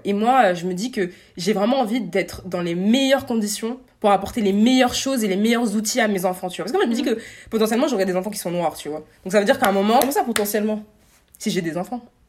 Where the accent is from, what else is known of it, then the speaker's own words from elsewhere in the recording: France; en tant que Français